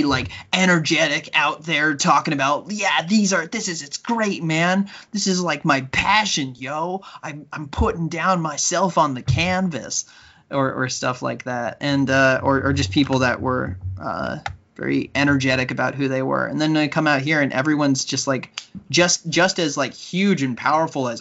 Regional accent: United States; moved away as an adult; now in Canada; being American

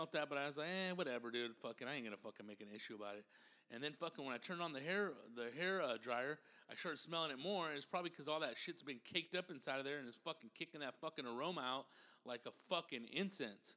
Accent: Riverside, California, United States; I'm from Riverside, California

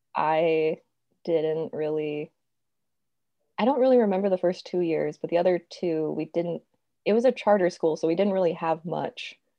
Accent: Roseville, California, United States; I've been here almost my whole life

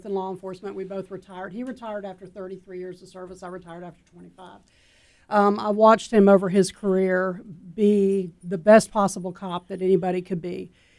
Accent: Henderson County, North Carolina, United States; we're from Henderson County

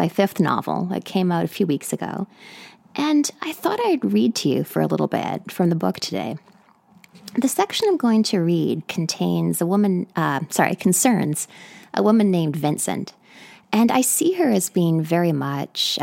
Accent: British Columbia, Canada; now in New York City, United States; I'm speaking to you today from New York City, but I'm originally from Canada, from British Columbia.

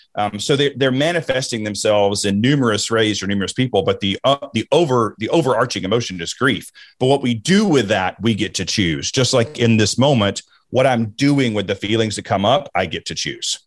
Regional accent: the South, United States; growing up in the South, we were taught, we were instructed not to talk about politics, football, or religion

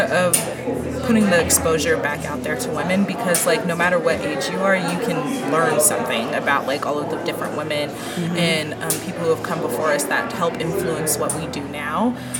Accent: Colorado Springs, Colorado, United States; I'm from Colorado Springs, and so most of my family is military.

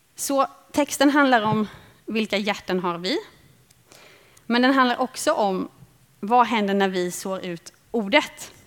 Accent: Småland, Sweden; Jag växte upp i Småland

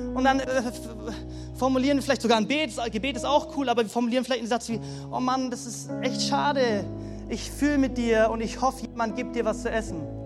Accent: Germany; so privilegiert sind als Deutsche

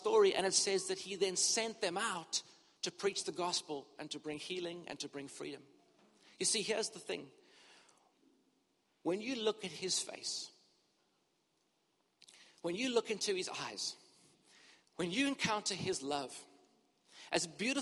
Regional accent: Cape Town, Western Cape, South Africa; moved away as an adult; also born or lived in Durban, South Africa / United Kingdom; I grew up in Cape Town and we were in ministry here for many years

